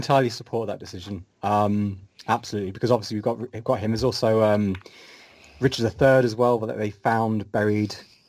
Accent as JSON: {"language": "English", "town": "Leicester", "region": "East Midlands", "country": "United Kingdom", "accent": "Midlands", "moved": "yes", "lives_now": "Edinburgh, United Kingdom", "said": "I am originally from Leicester, which is in the Midlands of England and is not at all spelt how it's pronounced."}